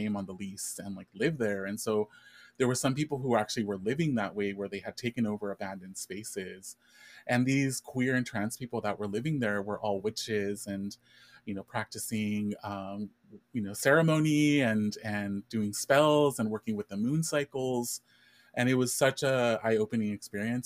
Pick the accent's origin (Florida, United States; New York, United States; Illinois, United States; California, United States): California, United States; Inland Empire; also born or lived in East Los Angeles, California / Mexico (family ancestry); I was born in East Los Angeles, and I lived in East Los Angeles for the first few years of my life. Mm-hmm. And I ended up moving to the Inland Empire when I was around 5 years old. And so I was raised for the most part in the Inland Empire